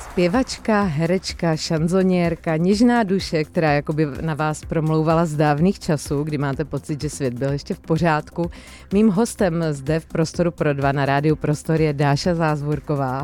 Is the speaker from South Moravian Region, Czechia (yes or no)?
yes; Brno, South Moravian Region, Czechia; jsem z Brna